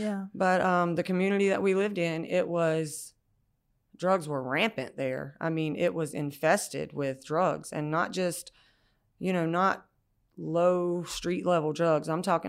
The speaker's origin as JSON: {"language": "English", "town": "Brooklet", "region": "Georgia", "country": "United States", "tie": "born or raised there", "lives_now": "Garden City, United States", "said": "I live in Garden City now. I grew up in Brooklet, Georgia, the Bullock-Bryan County. So kind of in the country, kind of different from where I am now."}